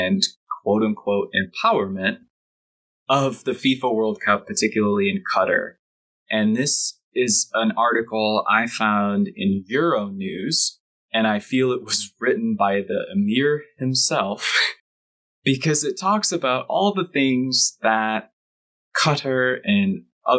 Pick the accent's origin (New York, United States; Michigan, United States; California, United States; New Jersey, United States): Michigan, United States; I grew up in Michigan and I went to Detroit sporting events my whole life